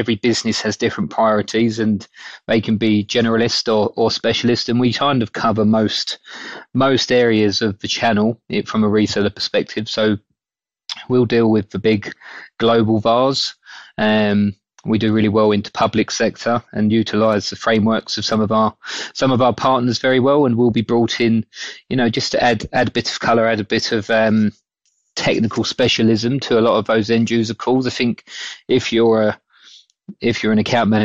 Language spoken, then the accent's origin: English; Essex, East of England, United Kingdom; accent: Essex; moved away; also born or lived in Scotland